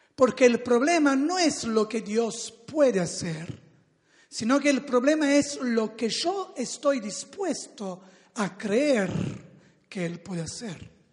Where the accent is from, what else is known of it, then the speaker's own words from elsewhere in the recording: Salerno, Campania, Italy; Spanish is a second language; moved away; yo vengo de la ciudad de Salerno, que es cerca de Nápoles, en el sur del país, de Italia, y allí donde me crié, donde nací